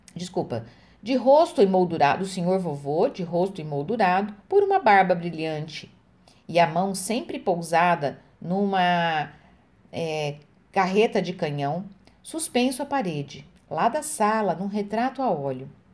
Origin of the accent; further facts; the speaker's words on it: Francisco Alves, Paraná, Brazil; Eu nasci em Francisco Alves